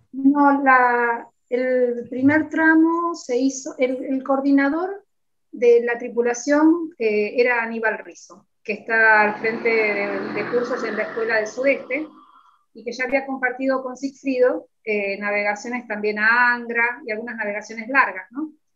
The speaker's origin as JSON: {"language": "Spanish", "town": "San Pedro", "country": "Argentina", "said": "me encuentro con una chica de mi pueblo"}